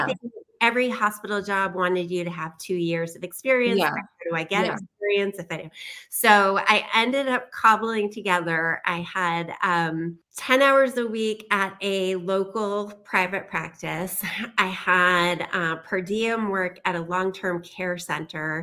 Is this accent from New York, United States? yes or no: yes; New York, United States; I am a New Yorker